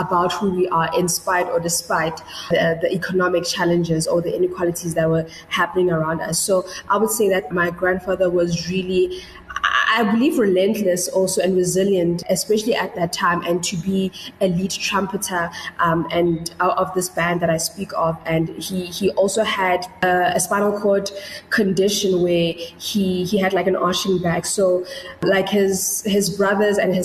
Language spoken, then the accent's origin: English; Pretoria, Gauteng, South Africa; I was born in 1992 in Pretoria